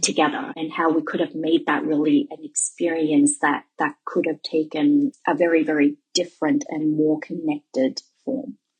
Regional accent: Melbourne, Victoria, Australia; moved away as an adult; also born or lived in Guangzhou, China; now in Shanghai, China; I am from Melbourne, Australia

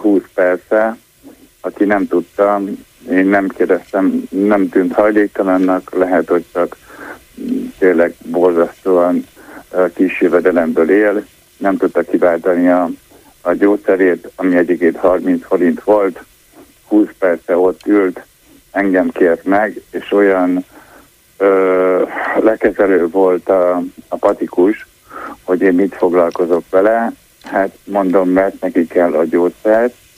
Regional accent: Budapest, Hungary; én, mint budapestiként, és már én négy generációs budapesti vagyok

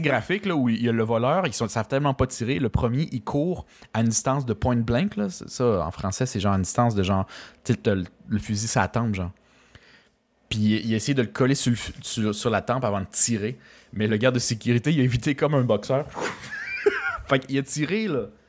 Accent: Costa Rica; moved away; je viens du Costa Rica

